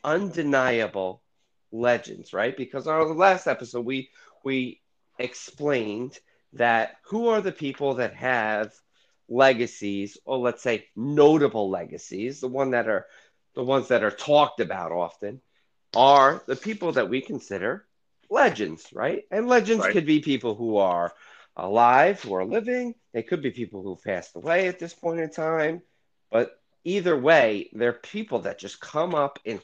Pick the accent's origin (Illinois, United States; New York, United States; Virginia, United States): New York, United States; I'm from New York, and I was a big New York Knicks fan in the 90s